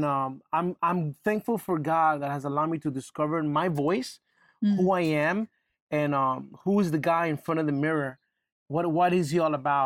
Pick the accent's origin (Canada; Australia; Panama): Panama; We're from Panama